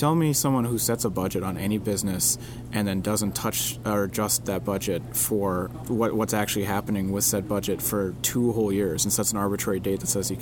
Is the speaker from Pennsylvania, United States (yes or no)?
no; West Fargo, North Dakota, United States; I'm from West Fargo